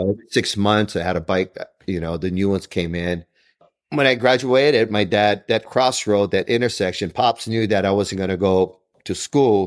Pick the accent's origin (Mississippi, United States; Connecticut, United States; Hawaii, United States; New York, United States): Hawaii, United States; Honolulu; I grew up in Kalihi